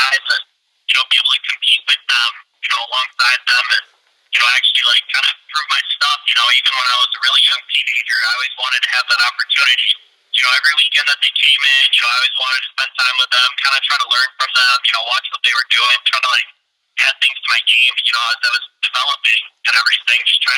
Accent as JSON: {"language": "English", "town": "Peru", "region": "Illinois", "country": "United States", "tie": "born or raised there", "said": "Peru, Illinois, you know, my hometown."}